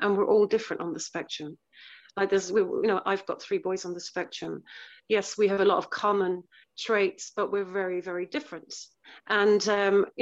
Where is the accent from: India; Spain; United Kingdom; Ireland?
Ireland; Cork, Munster; I'm from Ireland, from Cork, Ireland